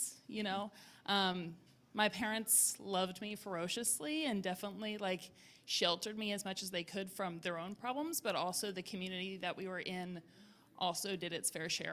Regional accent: Richmond, Virginia, United States; I grew up in Richmond, Virginia

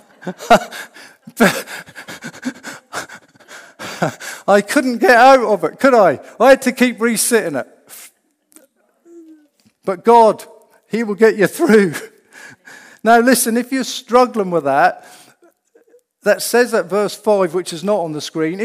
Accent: Norfolk, East of England, United Kingdom; I'm from Norfolk, yeah, that's in England

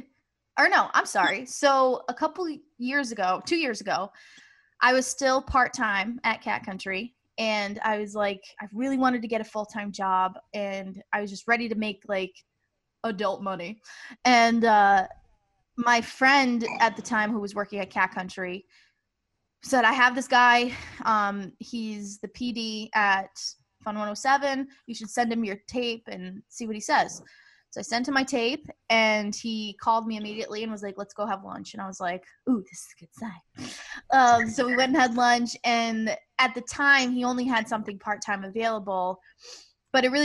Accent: Rhode Island, United States; I'm from Rhode Island

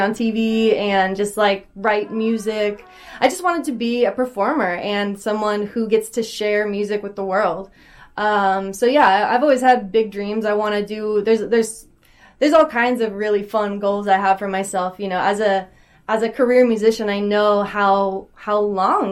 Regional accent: Puyallup, Washington, United States; I'm from Puyallup, which is about, it's like by Tacoma, maybe like an hour south of Seattle.

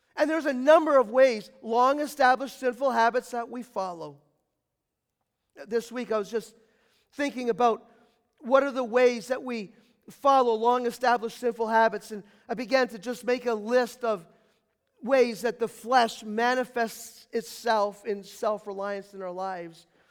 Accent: United States

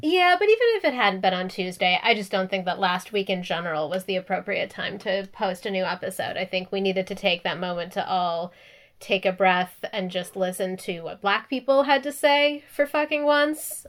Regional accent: Minneapolis, Minnesota, United States; moved away; I actually even grew up in Minneapolis. It's been super weird and surreal watching, like, my hometown be the center of all this

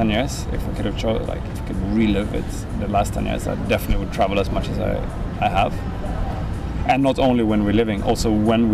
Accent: Sweden; moved away as an adult; also born or lived in Syria / Birmingham, United Kingdom; now in Greece; moving back to Sweden

